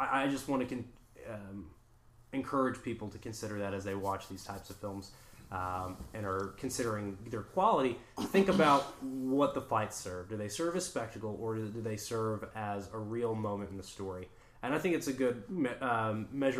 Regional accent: Serbia; moved away; I am from Serbia

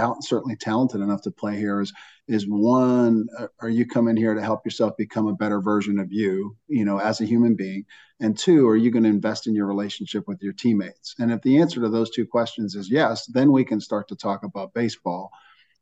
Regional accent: Johnstown, Pennsylvania, United States; moved away; my time in Johnstown, Pennsylvania. You know, again, it's a community where people really care about one another. They pitch in, they help out, they take you in. You know, it's a community where anybody in my hometown would give you the shirt off their back

